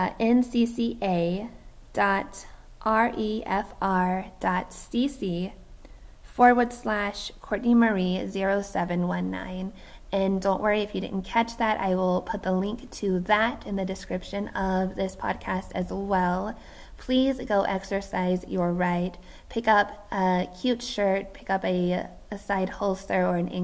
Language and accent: English; United States; we as American citizens